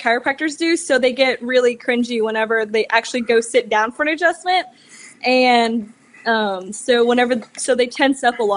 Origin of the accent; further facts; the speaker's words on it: Austin, Texas, United States; now in Dallas, United States; I've grown up in Texas, born and raised in Austin.